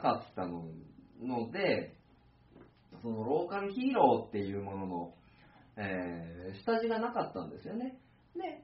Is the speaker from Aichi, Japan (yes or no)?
yes; Tokai, Aichi, Japan; 生まれ育った市なので、東海市、愛知県東海市っていう場所